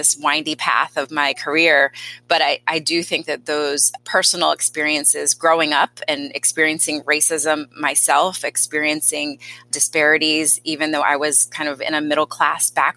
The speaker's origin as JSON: {"language": "English", "region": "Delaware", "country": "United States", "tie": "born or raised there", "said": "had a lot of personal experiences growing up in Delaware"}